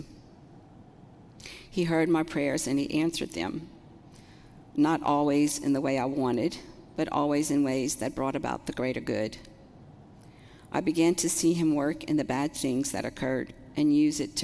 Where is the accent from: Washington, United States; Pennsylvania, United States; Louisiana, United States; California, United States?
Louisiana, United States; Houma; moved away as an adult; also born or lived in Lafayette, Louisiana; now in Ville Platte, United States; I'm actually from Houma, born and raised, and grew up in a very large Catholic family.